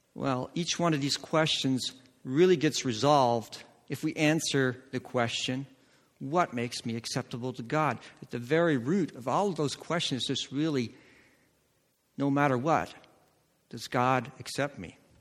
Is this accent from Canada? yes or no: no; Netherlands; I grew up in Holland